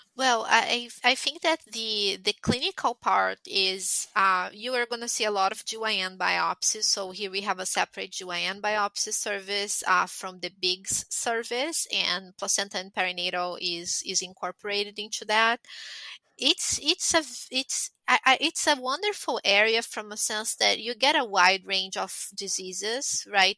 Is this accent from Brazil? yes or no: yes; Brazil; moved away as an adult; also born or lived in Italy / Montreal; I'm Brazilian. I'm born and raised in Brazil, but I'm from an Italian family